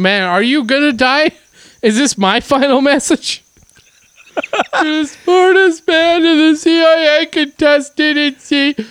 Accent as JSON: {"language": "English", "town": "Winnipeg", "region": "Manitoba", "country": "Canada", "tie": "born or raised there", "said": "my hometown"}